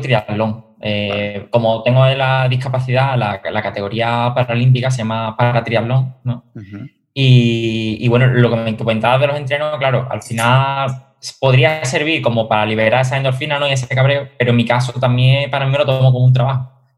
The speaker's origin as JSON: {"language": "Spanish", "town": "Seville", "region": "Andalusia", "country": "Spain", "said": "el triatlón de aquí de mi ciudad, yo soy de Sevilla"}